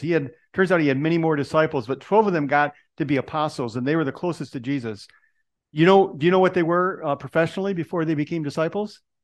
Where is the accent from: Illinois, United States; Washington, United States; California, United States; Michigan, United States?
Michigan, United States; Detroit; moved away; That's where I was born. I'm from Detroit originally.